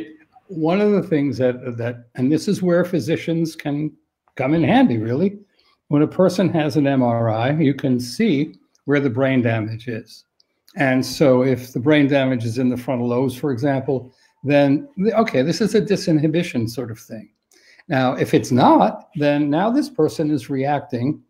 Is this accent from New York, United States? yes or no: yes; New York City, New York, United States; I'm from New York City